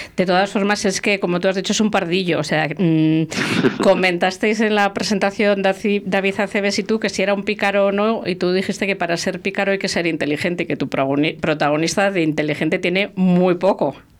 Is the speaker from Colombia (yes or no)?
no; La Rioja, Spain; mi tierra, en Santo Domingo de la Calzada, en Cuzcurrita